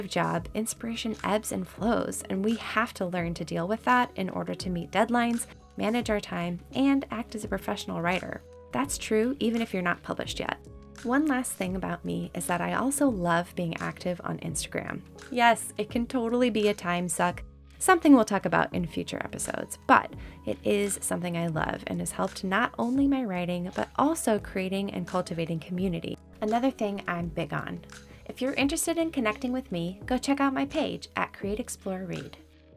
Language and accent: English; California, United States; moved away as an adult; now in Indiana, United States; a born and raised Californian